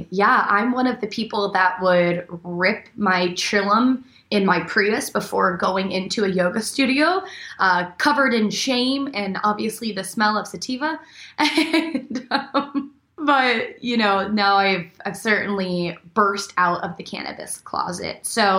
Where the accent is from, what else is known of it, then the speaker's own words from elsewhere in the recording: Arizona, United States; also born or lived in Buffalo, New York; now in Los Angeles, United States; I grew up, I was born in Buffalo, New York, grew up in Arizona, all around the States